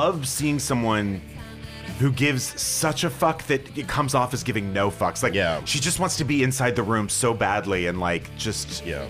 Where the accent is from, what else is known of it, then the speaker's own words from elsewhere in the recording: Texas, United States; 10 or 11 growing up in Texas